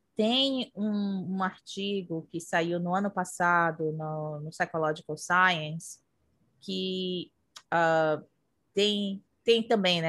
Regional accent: Brazil; moved away as an adult; now in United States; enquanto eu morava no Brasil

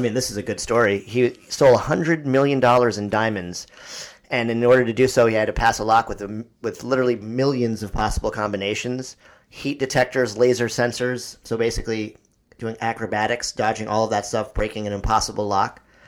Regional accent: East Coast, United States; growing up on the East Coast

